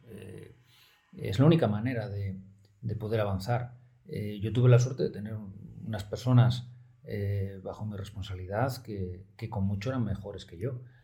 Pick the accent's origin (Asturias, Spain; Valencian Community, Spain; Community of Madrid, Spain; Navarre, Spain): Asturias, Spain; Oviedo; also born or lived in Pamplona; yo soy de Oviedo, soy del Oviedín del Alma